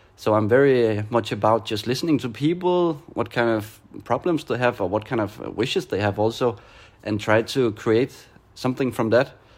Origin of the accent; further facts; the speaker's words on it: Denmark; moved away as an adult; now in Barcelona, Spain; I am from Denmark, now living in Barcelona.